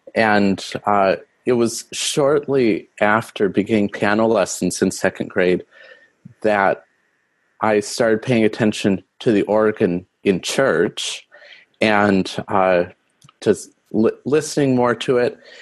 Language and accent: English; Rapid City, South Dakota, United States; the church I grew up at in Rapid City, South Dakota